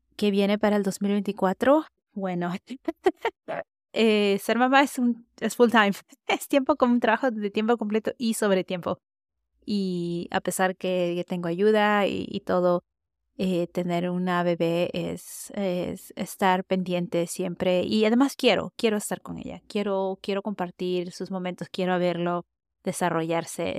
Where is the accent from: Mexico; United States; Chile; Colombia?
United States; yo crecí en Estados Unidos, hablo español, no diría que lo hago perfecto